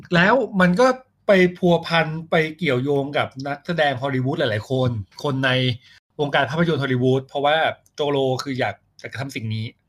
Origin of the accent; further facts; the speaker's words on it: Thailand; เราเป็นคนไทย